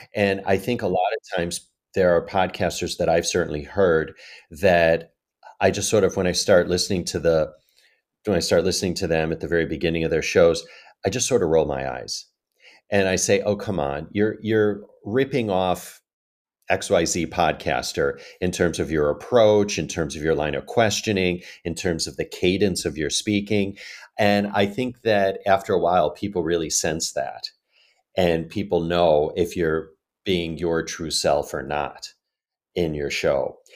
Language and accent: English; Chicago, Illinois, United States; moved away as an adult; also born or lived in Asia; now in New York, United States; I'm originally from Chicago